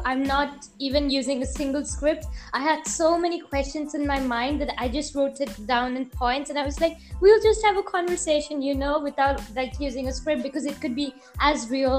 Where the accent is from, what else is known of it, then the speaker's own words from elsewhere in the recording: India; I am from India. So, like, we are taught English from the very small, like, when we are in KG. So, like, when we are mm-hmm. 4 or 5. So, I also, like, speak English because I went to a convent school.